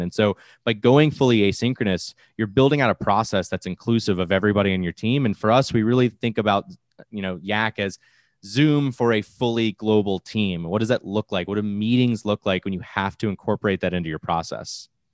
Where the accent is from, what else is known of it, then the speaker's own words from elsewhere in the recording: Florida, United States; I'm from Florida. I live in the largest farming area in the East Coast